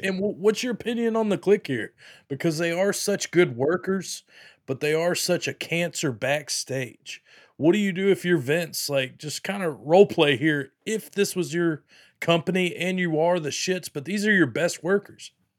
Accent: Pensacola Beach, Florida, United States; I'm from Pensacola Beach, you know, love it here, but, uh, Florida, obviously.

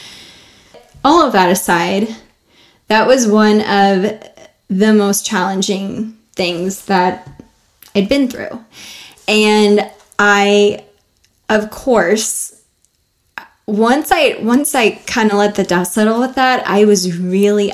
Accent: United States; as an American

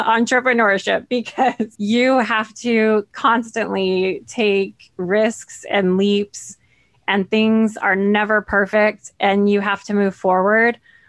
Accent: Central California, United States; I was born in Central California. It's a large farming community

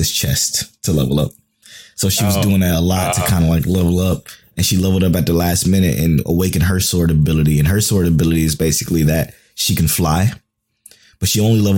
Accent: Cleveland, Ohio, United States; we're from Cleveland.

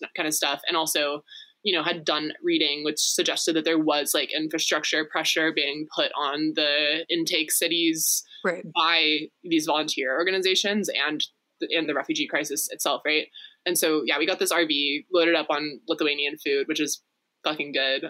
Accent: Texas, United States; I was raised in Texas

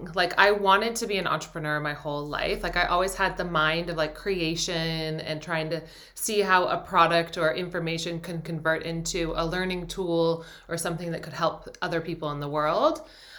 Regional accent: Philadelphia, Pennsylvania, United States; also born or lived in New York, United States / London, United Kingdom; I'm from New York originally. I was born there and then grew up in London and then Philadelphia.

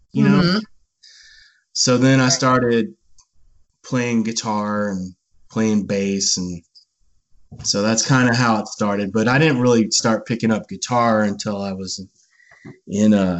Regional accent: Bandera, Texas, United States; I was a little kid, and I grew up in Bandera, Texas

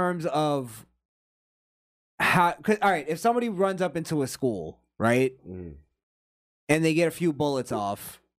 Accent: Florida, United States; we're from Florida.

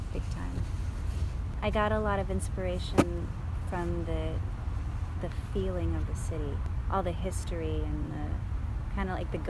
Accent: Texas, United States; also born or lived in West Virginia / San Francisco / Santa Monica / Michigan; I was born in West Virginia, and then we moved out to San Francisco, then Santa Monica, then Michigan, and then Texas. So I was in Texas for my adolescence, mm-hmm.

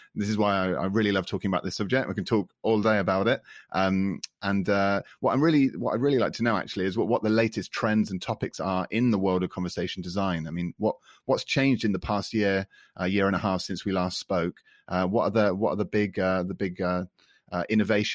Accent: United Kingdom; accent: British; first language English; now in France; my British accent

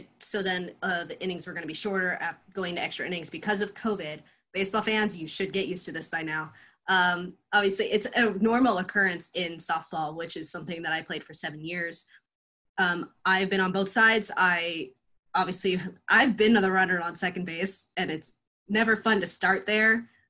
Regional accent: Los Angeles, California, United States; being born and raised in Los Angeles

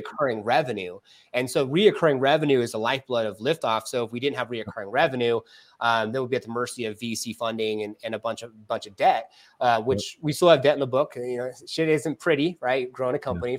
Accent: California, United States; now in Arizona, United States; because I'm from California

